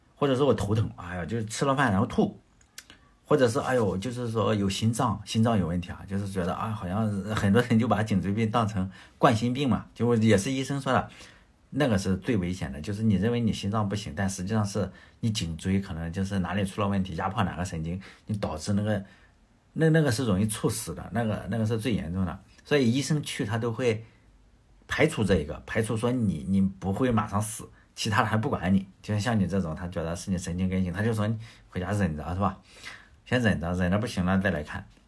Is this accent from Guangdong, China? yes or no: no; Shandong, China; moved away; 因为我是在农村嘛，农村你要知道啊，现在是有很多的家庭是有热水器了，但是以前我小时候的农村，呃，就是没有热水器，没有太阳能热水器，那时候要干农活嘛，啊，比如说大家吃的这个生姜，生姜大蒜啊，就是我老家是种这种东西的，就收姜的时候，就生姜要出来就收拾，从地里刨出来，然后大概是十一月份，就是 就是阳历的十一月份，其实阳历的十一月份在山东的话，你早，呃，很早起来去做农活的话，它就已经有霜了